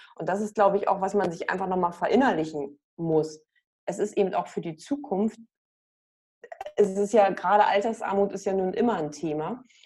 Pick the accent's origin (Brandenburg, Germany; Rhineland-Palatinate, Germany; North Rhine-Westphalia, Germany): Brandenburg, Germany; hometown between Cottbus and Frankfurt; now in Hamburg, Germany; meine Heimatstadt eingegeben zwischen Cottbus und Frankfurt